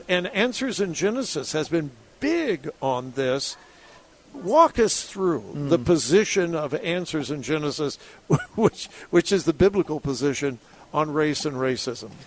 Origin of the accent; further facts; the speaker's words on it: Southern California, United States; I was raised in Southern California